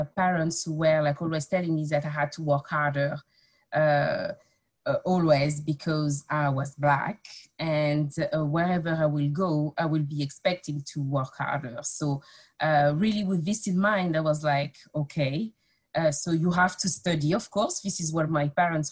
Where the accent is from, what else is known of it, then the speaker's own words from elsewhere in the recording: Nogent-sur-Oise, Hauts-de-France, France; English is a second language; moved away as an adult; also born or lived in Paris / Amiens; now in United Kingdom; I grew up in Picardy